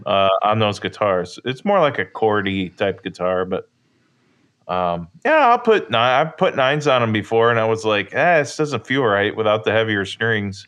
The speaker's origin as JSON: {"language": "English", "area": "near Catawba Island", "region": "Ohio", "country": "United States", "tie": "born or raised there", "said": "Catawba Island, Ohio, which is near my hometown"}